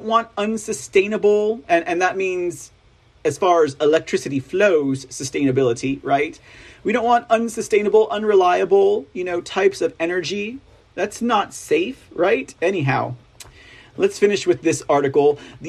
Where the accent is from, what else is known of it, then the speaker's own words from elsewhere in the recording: Texas, United States; accent: drawl; I'm from Texas, after all. I think I earned my drawl.